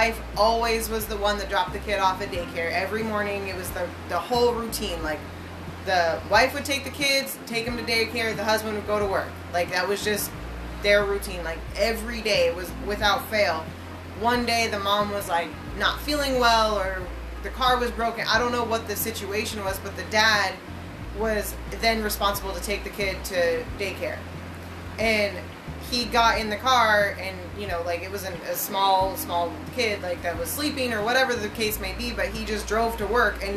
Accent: Montana, United States; Baby Beaverton, Colorado is like my hometown in Montana

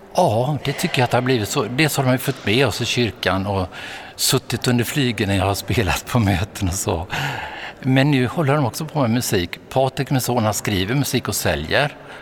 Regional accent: Vetlanda, Jönköping County, Sweden; born or raised there

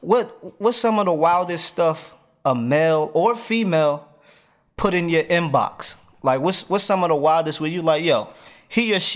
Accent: New Jersey, United States; now in Wilson, United States; I'm a Jersey boy.

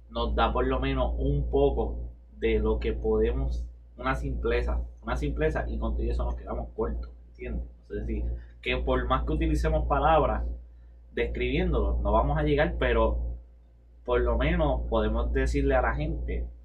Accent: Puerto Rico; yo bajé de Mayagüez a mi pueblo que es en el norte. Norte, porque no quiero dar mucha especificación, pero es en el norte.

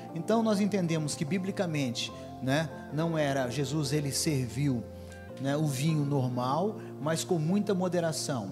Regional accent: Foz do Iguaçu, Paraná, Brazil; moved away as an adult; also born or lived in Engenheiro Beltrão, Paraná / Toledo, Paraná; now in Goiânia, Brazil; Não nasci em Foz do Iguaçu, nasci no norte do Paraná, numa cidade chamada Engenheiro Beltrão. Mas na região de Foz do Iguaçu, onde eu fui criado

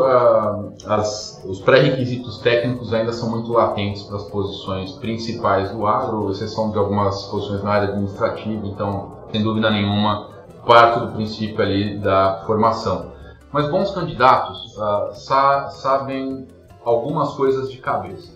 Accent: São Paulo, Brazil; moved away as an adult; now in Curitiba, Brazil; eu morava em São Paulo, sou de São Paulo capital, moro em Curitiba hoje, mas sou de São Paulo.

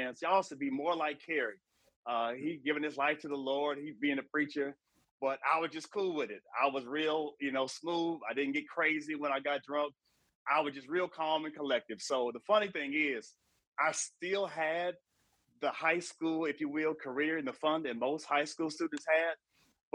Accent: Elyria, Ohio, United States; moved away as an adult; also born or lived in Nashville, Tennessee; I grew up in a small city west of Cleveland called Elyria, about 52,000 people

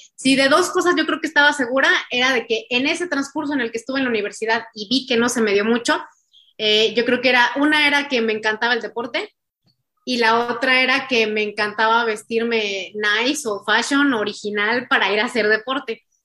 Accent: San Luis Potosí, Mexico; somos de San Luis, bueno, soy de San Luis Potosí

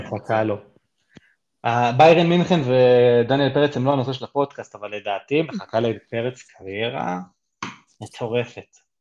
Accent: Israel

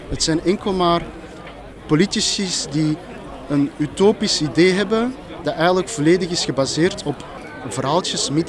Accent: Flanders, Belgium; Want ik, ben, ik heb roots daar, maar ik ben niet, geen Koreaan. Ik ben Vlaam in. Ik ben Vlaams socialistisch.

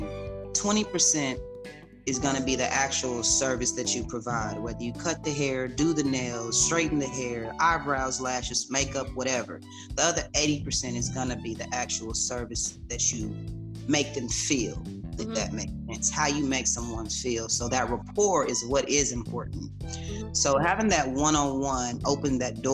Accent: Kansas City, United States; now in Austin, United States; I'm originally from Kansas City, but I have made my way now to Austin, Texas

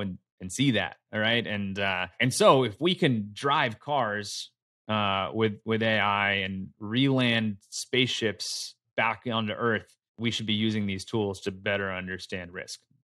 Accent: Philadelphia, Pennsylvania, United States; moved away as an adult; also born or lived in San Francisco Bay Area; made my way over here to Philly, which is where I grew up

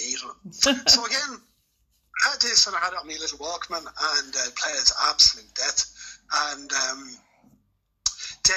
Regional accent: Clane, Leinster, Ireland; moved away as an adult; I grew up in Kildare, Clane in County Kildare, actually

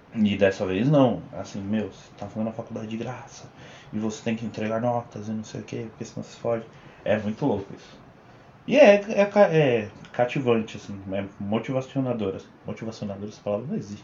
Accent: São Bernardo do Campo, São Paulo, Brazil; also born or lived in Santo André; eu sou de Bernardo, de São Bernardo do Campo. Eu nasci em Santo André, mas eu só nasci lá, nunca nem morei lá

